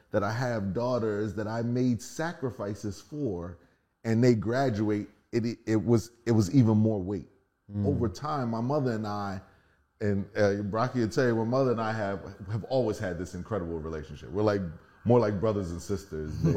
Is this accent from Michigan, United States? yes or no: no; Philadelphia, Pennsylvania, United States; moved away as an adult; I'm from Philly. We are living the normal inner city life